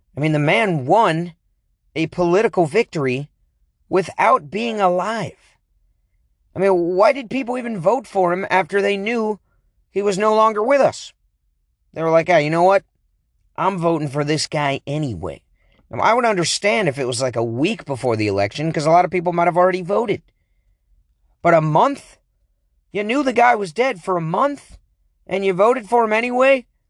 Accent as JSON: {"language": "English", "town": "Aloha", "region": "Oregon", "country": "United States", "said": "We're from Aloha, Oregon"}